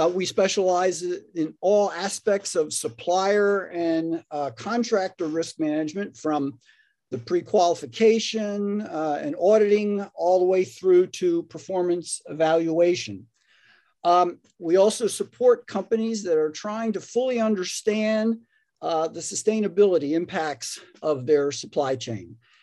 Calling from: Raleigh, North Carolina, United States; I'm joining you from Raleigh, North Carolina, and Ed's coming from Atlanta.

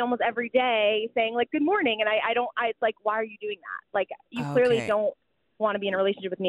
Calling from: New York, United States; I'm calling from New York. I'm standing on a crazy busy street.

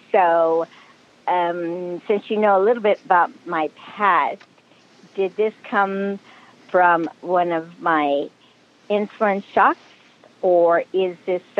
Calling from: Antioch, California, United States; I'm calling in from Antioch, California.

